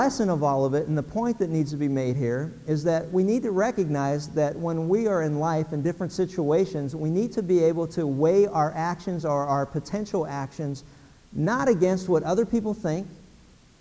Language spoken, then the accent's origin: English; Pennsylvania, United States; When I was a kid growing up in Pennsylvania